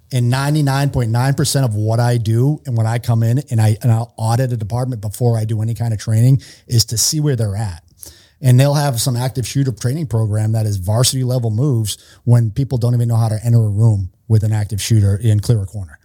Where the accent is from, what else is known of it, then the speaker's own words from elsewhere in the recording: Worcester, Massachusetts, United States; moved away; I'm from Worcester, Massachusetts, so outside of Boston, I grew up in Massachusetts.